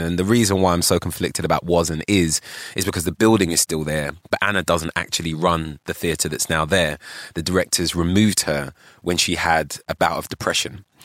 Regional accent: London, United Kingdom; also born or lived in Ghana (ancestry); I was born on Tottenham Court Road. Literally, right? And I grew up in Holloway in North London

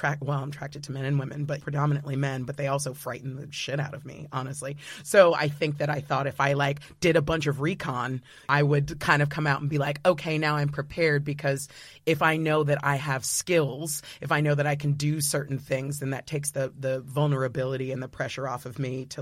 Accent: United States

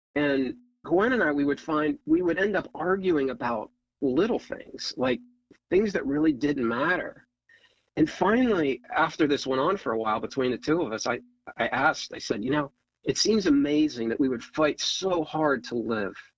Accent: Ohio, United States; moved away as an adult; now in Northern Virginia, United States; so I grew up in Ohio, small town, four sisters

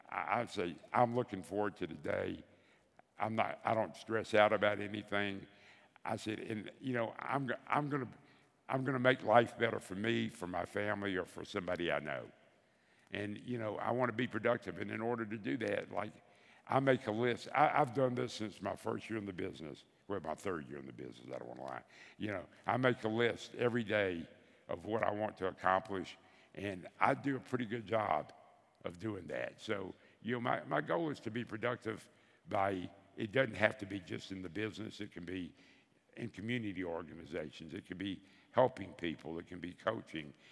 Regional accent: the South, United States; and so they picked somebody from every area of the country, and I was from the South.

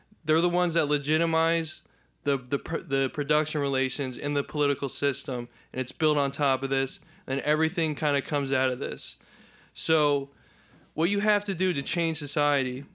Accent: New Jersey, United States; I grew up in South Jersey

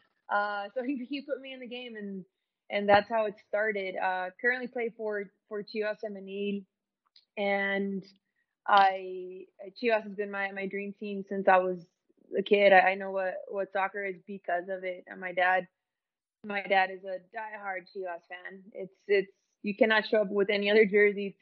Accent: Santa Ana, California, United States; also born or lived in Moreno Valley, California; I was born in Santa Ana, California, from the OC

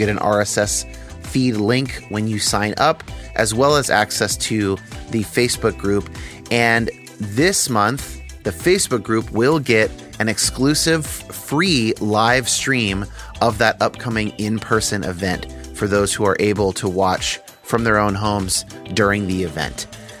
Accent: United States; isn't it convenient that I was raised in the United States, and so I'm more likely to think that Christianity is correct?

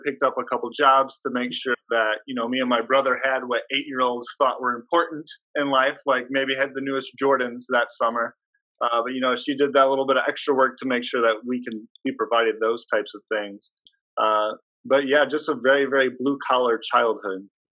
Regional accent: Hobart, Indiana, United States; I grew up in a small town in Indiana. It's called Hobart. It's near Gary, Indiana

